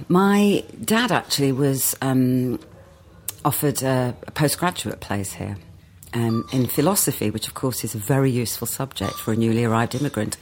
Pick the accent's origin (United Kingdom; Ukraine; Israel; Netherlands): United Kingdom; West Midlands; moved away as an adult; also born or lived in Wolverhampton / Walsall; I was a country girl, grew up in the Black Country Mining Village